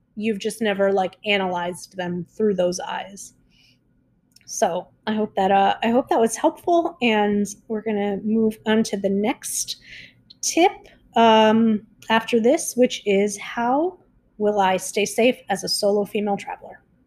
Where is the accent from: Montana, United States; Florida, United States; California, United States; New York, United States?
Florida, United States; South; now in Mexico; I'm from South Florida